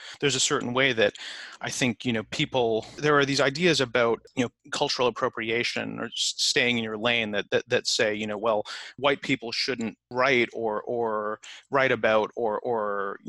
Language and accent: English; Canada; now in United States; I'm an immigrant to the US, but I'm an immigrant from Canada.